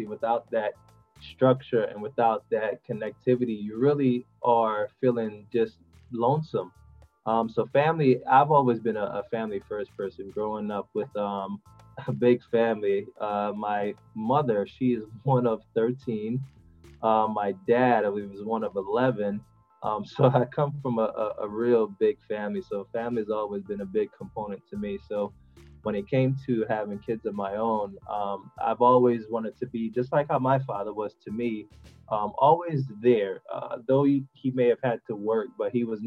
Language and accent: English; Montego Bay, Saint James, Jamaica; now in United States; I'm originally from Jamaica, but I migrated to the U.S., like you said, for a betterment of education